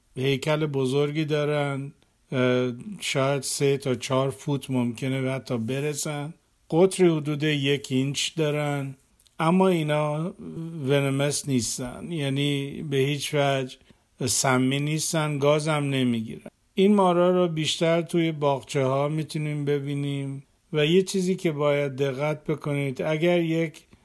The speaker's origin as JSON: {"language": "Persian", "country": "Iran", "said": "اگر در ایران بزرگ شدیم"}